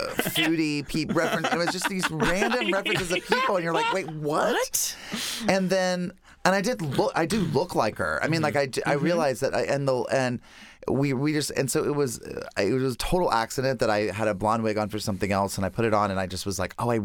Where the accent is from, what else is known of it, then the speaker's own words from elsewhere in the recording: Lincolnton, North Carolina, United States; moved away; I'm from Lincolnton, North Carolina